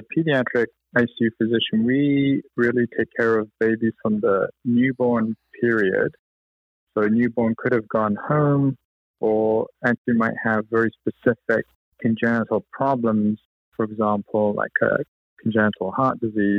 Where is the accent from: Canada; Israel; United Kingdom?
United Kingdom; also born or lived in Cleveland; You can't tell from my accent, I was actually born and grew up in the UK.